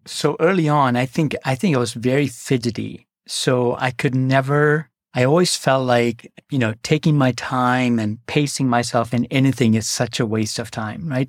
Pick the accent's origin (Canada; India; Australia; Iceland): India; Kerala; also born or lived in Northeast India; now in United States; grew up in the Northeast for the first four years of my life and then came back down to the southern tip in a state called Kerala.